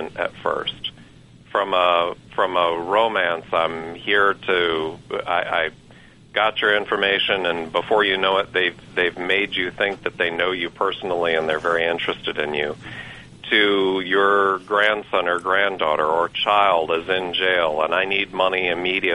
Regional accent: Michigan, United States; moved away as an adult; now in Georgia, United States; I grew up in Michigan and moved to Georgia to chase a career and start a family several years ago

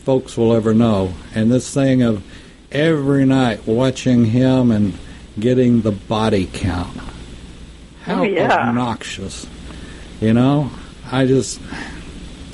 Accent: Texas, United States; moved away; I'm glad I grew up in Texas.

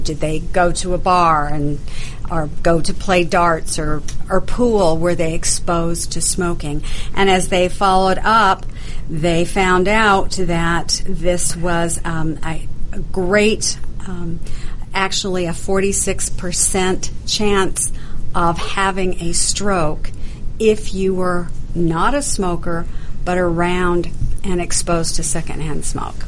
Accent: Idaho, United States; moved away; also born or lived in Canada; I grew up in Idaho

